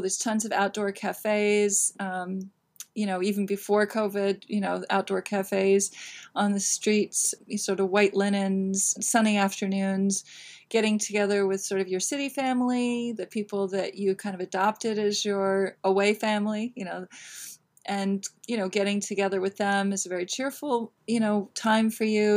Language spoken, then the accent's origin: English; Northern California, United States; moved away as an adult; now in New York City, United States; born and raised in California